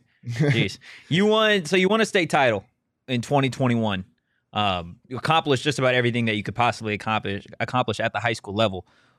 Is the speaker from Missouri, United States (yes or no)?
no; Arizona, United States; Well, because I grew up here.